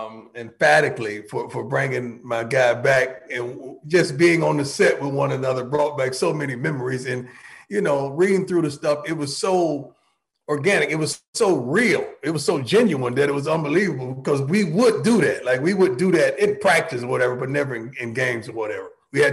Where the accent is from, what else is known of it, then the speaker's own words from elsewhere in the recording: Florida, United States; We're from Florida, man. We Florida boys.